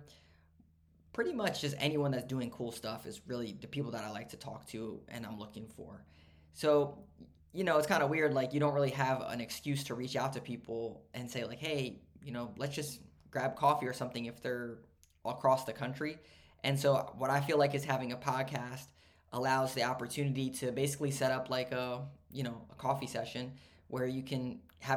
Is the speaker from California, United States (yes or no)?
no; Maryland, United States; also born or lived in Pittsburgh; I grew up in Maryland